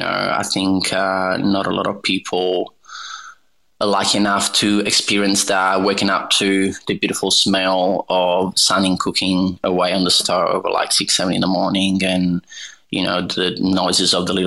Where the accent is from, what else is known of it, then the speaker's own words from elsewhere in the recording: Naples, Campania, Italy; English is a second language; I am originally from Naples, which is south of Italy. It's about 200 kilometers south of Rome.